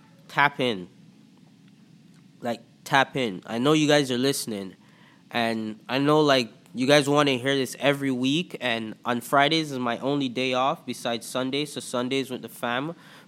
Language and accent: English; Antigua & Barbuda; accent: Toronto; also born or lived in Jamaica; now in Toronto, Canada; So, yeah, I'm from Toronto. I grew up in the Caribbean. I was born in Antigua and Barbuda. I lived in Jamaica for a bit and then came to Canada.